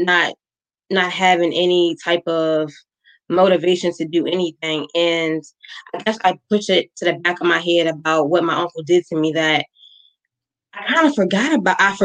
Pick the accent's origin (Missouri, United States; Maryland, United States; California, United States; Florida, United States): Maryland, United States; I'm from Maryland